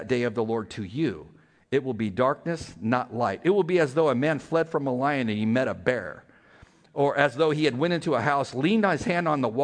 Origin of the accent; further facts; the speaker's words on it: California, United States; moved away; I'm from California